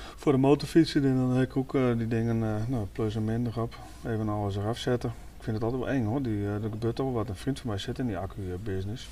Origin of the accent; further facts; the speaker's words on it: Netherlands; En ik kom uit de Transvaalwijk vandaan, zeg maar, Vogelwijk, Muziekwijk. Daar dan had je vroeger allemaal buurtwinkeltjes, maar wij speelden ook altijd op straat